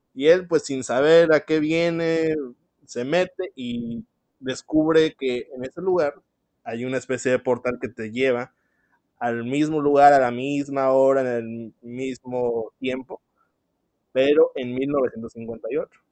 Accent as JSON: {"language": "Spanish", "country": "Mexico", "said": "en mi país, México"}